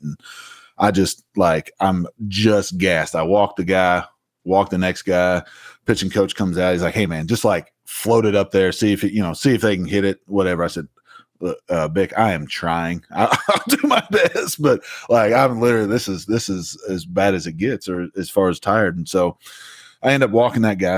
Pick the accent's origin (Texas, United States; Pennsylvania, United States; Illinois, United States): Illinois, United States; Southern; now in Hattiesburg, United States; I grew up in Southern Illinois